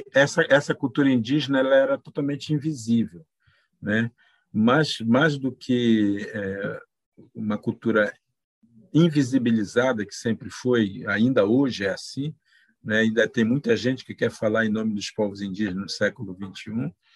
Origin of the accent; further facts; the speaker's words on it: Pará, Brazil; moved away; Pará, da onde eu sou oriundo, né, da onde eu nasci. É, e é dentro desse povo que eu aprendi os valores